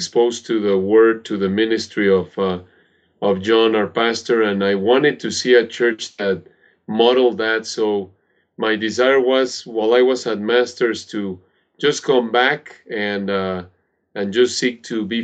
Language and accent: English; Mexico City, Mexico; moved away; I was born and raised in Mexico City